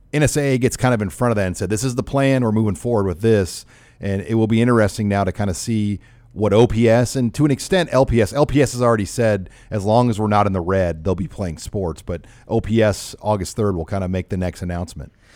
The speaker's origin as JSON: {"language": "English", "town": "Omaha", "region": "Nebraska", "country": "United States", "tie": "born or raised there", "said": "68107, it's where I grew up in South Omaha"}